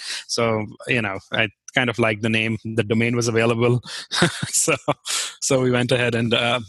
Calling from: Hudson, Ohio, United States; I am in Hudson, which is about a suburb of Cleveland.

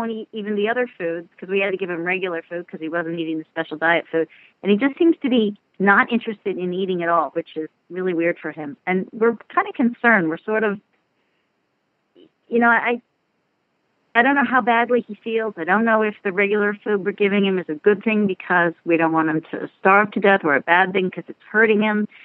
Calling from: Knoxville, Tennessee, United States; I'm calling from Knoxville, Tennessee.

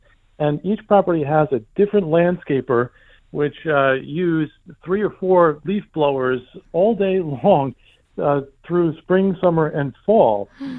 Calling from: Merrick, New York, United States; Yes, I'm calling from Merrick, which is a densely populated suburb in Nassau County.

